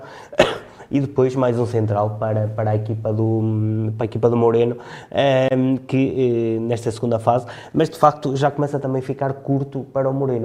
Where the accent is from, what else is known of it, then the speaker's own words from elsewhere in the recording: Trás-os-Montes, Portugal; como transmontano